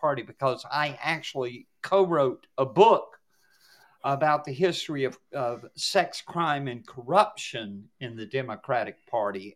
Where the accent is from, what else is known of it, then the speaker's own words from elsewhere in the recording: the Solid South, United States; I grew up in the Solid South back in the day